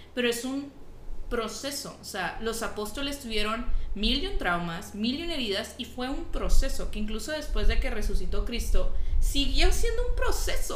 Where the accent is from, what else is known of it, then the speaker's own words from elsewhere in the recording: Nuevo León, Mexico; soy Nuevo Leonesa